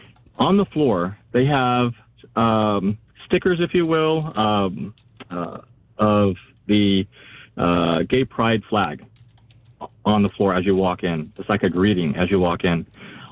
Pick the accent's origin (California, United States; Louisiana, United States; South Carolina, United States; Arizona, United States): California, United States; now in Idaho, United States; Orange County, California.